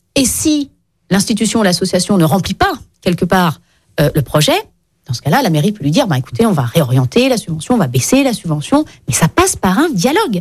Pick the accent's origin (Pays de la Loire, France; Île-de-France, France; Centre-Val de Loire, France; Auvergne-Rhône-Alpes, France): Auvergne-Rhône-Alpes, France; Lyon; je suis lyonnaise